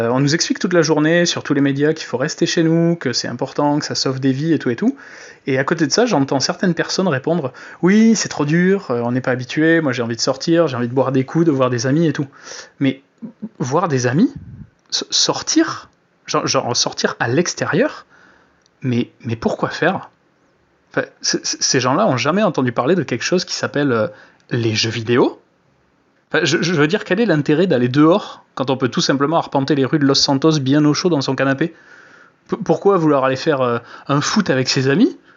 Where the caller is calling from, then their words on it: Bordeaux, Nouvelle-Aquitaine, France; Salut chez l'Ouest je me présente … je suis de Bordeaux